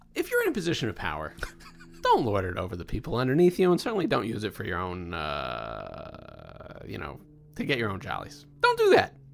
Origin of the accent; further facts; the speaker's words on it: Baltimore, Maryland, United States; I'm from Baltimore.